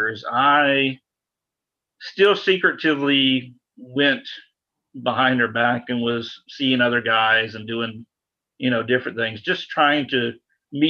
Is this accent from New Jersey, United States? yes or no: no; a small suburb south of Atlanta, Georgia, United States; I'm from Atlanta, a little bit south of Atlanta, so a very conservative area, especially being a small suburb south of Atlanta, and some very extremely conservative parents